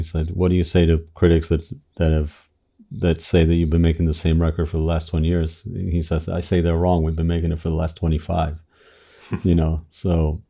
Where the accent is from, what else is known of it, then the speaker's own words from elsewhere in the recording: Argentina; growing up in Argentina, we had fled the military dictatorship